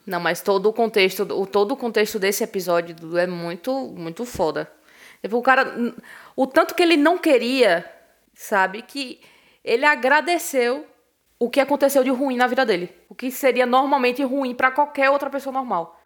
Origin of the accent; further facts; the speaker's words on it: Brazil; a gente, enquanto brasileiro